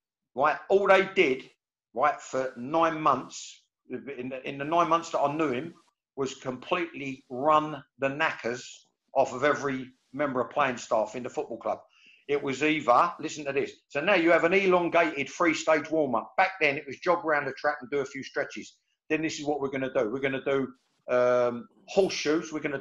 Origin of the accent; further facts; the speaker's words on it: England, United Kingdom; as an Englishman